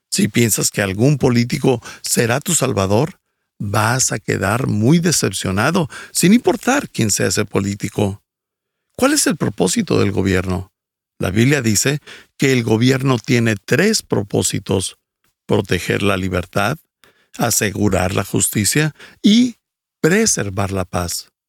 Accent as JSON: {"language": "Spanish", "town": "Quito", "region": "Pichincha", "country": "Ecuador", "tie": "born there", "said": "Nací en Quito, Ecuador, dentro de una familia disfuncional y alcohólica."}